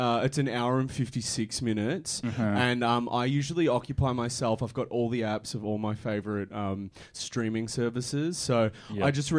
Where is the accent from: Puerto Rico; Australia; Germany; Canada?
Australia; Sebastopol, Victoria; I'm actually from Sebastopol, which is about 10 minutes out of Ballarat. I say Ballarat to make it clearer to people, but I'm from Sebastopol.